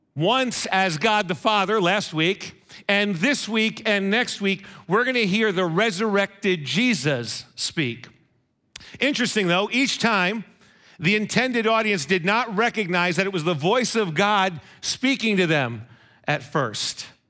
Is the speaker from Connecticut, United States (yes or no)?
yes; Monroe, Connecticut, United States; my hometown of Monroe